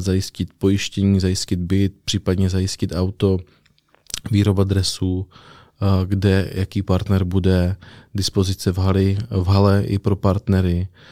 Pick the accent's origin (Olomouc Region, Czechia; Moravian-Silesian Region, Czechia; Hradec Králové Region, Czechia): Olomouc Region, Czechia; Přerov; also born or lived in Zlín; now in Brno, Czech Republic; jsem z Přerova, ale vzal jsem to ještě přes Zlín, kde jsem hrál basket a Brno jsem si zamiloval